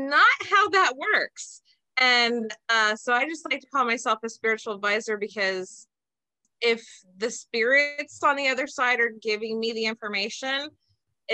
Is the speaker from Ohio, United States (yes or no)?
yes; Bellevue, Ohio, United States; also born or lived in Reynoldsburg, Ohio; I am from a small town called Belfis. That's where still most of my family lives and my father's buried.